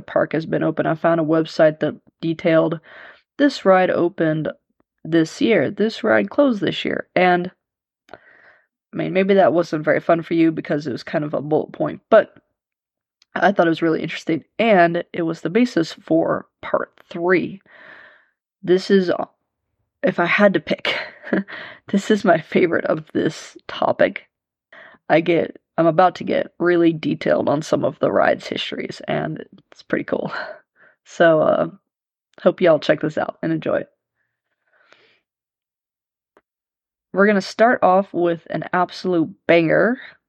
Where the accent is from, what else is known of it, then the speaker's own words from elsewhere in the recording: Leavenworth, Kansas, United States; downtown Leavenworth, my hometown